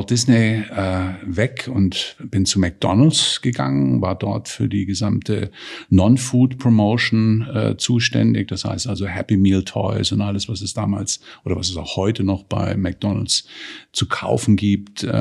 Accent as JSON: {"language": "German", "region": "Baden-Württemberg", "country": "Germany", "said": "Wie du weißt, komme ich ja auch, wie du, aus dem Freiburger Raum, bin ein Badener"}